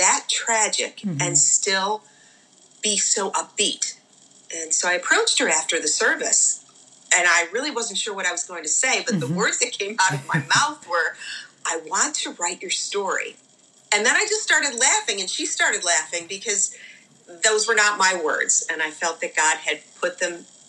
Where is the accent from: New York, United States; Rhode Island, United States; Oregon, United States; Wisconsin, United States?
New York, United States; Buffalo; now in Oakton, Virginia, United States; I grew up in the Buffalo area.